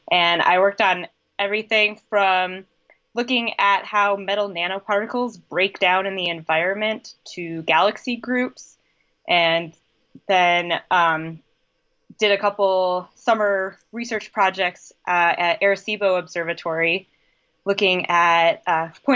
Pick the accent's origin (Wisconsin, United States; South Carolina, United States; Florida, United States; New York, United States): Wisconsin, United States; So I grew up in Wisconsin. I was born and bred to be a Wisconsin Badger